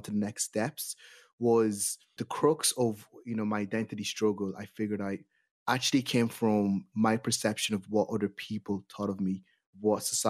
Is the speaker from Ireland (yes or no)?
yes; Ireland; We as Black and Irish people growing up here in Ireland right now